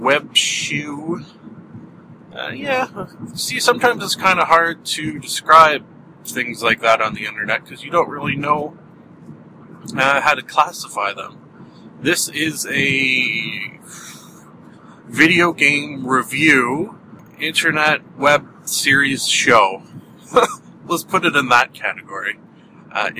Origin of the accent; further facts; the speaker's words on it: Canada; accent: Canadian; someone like myself talk with a Canadian accent